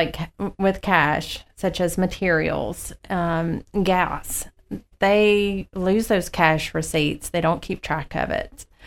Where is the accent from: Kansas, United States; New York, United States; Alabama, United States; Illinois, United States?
Alabama, United States; Birmingham; moved away as an adult; I'm originally from Birmingham, Alabama